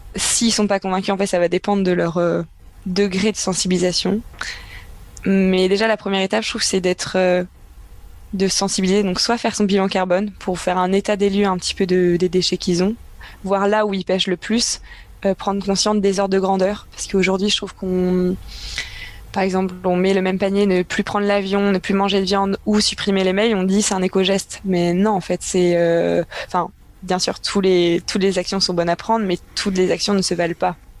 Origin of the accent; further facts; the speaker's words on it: Brittany, France; je viens de Bretagne